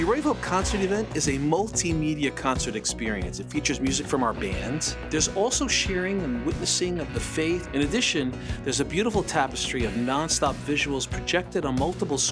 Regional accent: New York City, New York, United States; Born in the Bronx, so I'm from New York.

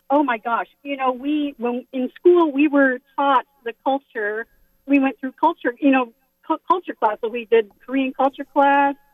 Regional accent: Bangkok, Thailand; born there; I was very fortunate to have been born and raised overseas um, I was born in Bangkok.

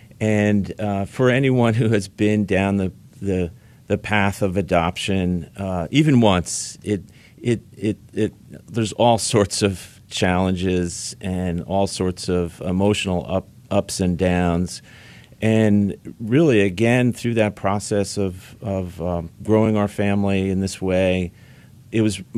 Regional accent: New Jersey, United States; I'm from New Jersey

